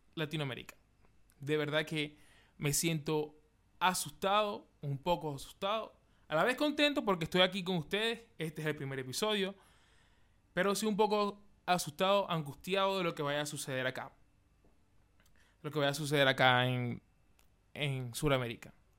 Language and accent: Spanish; Maracaibo, Zulia, Venezuela; moved away as an adult; now in Chile; yo, que soy de Venezuela, Maracaibo